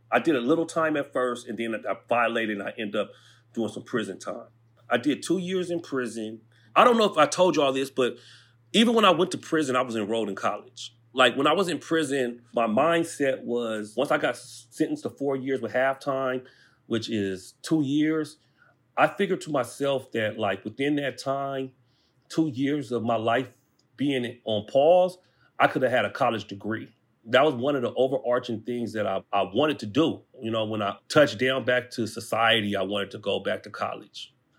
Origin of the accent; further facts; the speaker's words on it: Pomona, California, United States; I grew up all over the place. I kind of moved around, but I'll say that I'm from Pomona. You know what I mean? That's the city I represent.